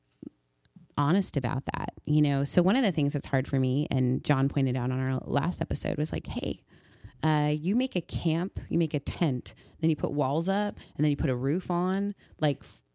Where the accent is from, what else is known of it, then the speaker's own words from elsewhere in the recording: Canada; moved away; also born or lived in Mississippi; growing up in Canada